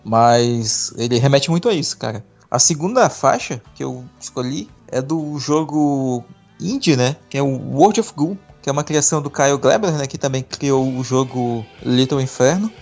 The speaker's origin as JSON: {"language": "Portuguese", "region": "Amazonas", "country": "Brazil", "said": "eu sou daqui do Amazonas"}